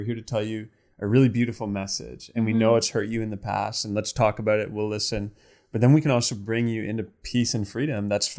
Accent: Canada; as a Canadian society, we're stepping away more and more from, you know, our Christian roots as, you know, the country was built on.

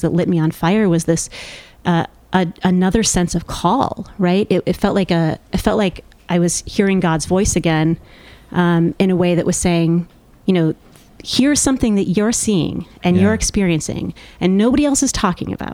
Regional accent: Midwest, United States; moved away; I grew up in the Midwest

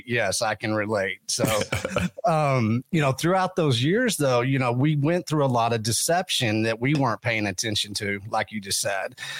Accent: West Texas, United States; I come from West Texas

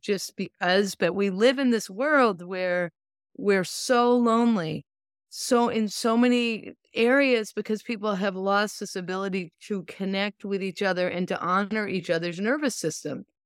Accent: Lincoln, Massachusetts, United States; now in California, United States; I grew up in Lincoln, Massachusetts

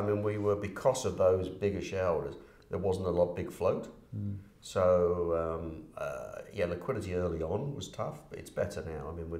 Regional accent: United Kingdom; now in Canada; From the UK, yeah.

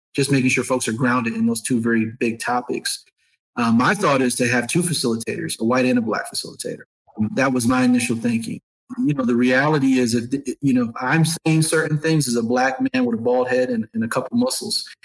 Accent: Syracuse, New York, United States; now in Atlanta, United States; Growing up in Syracuse as a young person

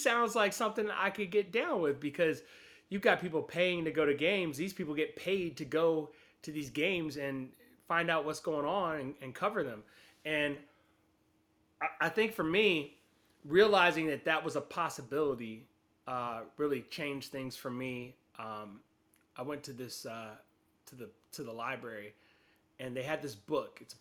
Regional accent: Huntsville, Alabama, United States; moved away as an adult; also born or lived in Cincinnati; I'm from Huntsville, Alabama, a.k.a. the Rocket City, the hockey capital of the South, all those things. It's a nice little city in northern Alabama, about an hour and a half south of Nashville, hour and a half north of Birmingham, Alabama. And that's where I grew up.

